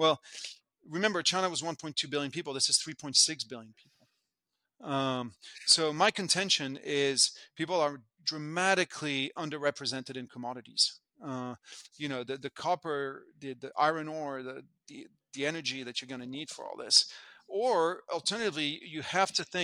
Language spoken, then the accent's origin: English; France; moved away as an adult; also born or lived in United States; now in Hong Kong; I was born in France, in the early 70s, and the big story as I was growing up was the integration of the European continent